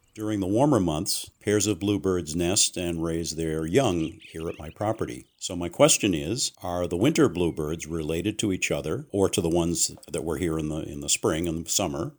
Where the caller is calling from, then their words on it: Kingston, New Hampshire, United States; calling from Kingston, New Hampshire